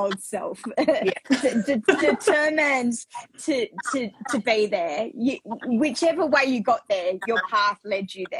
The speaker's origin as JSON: {"language": "English", "country": "Australia", "tie": "born or raised there", "said": "Growing up in Australia"}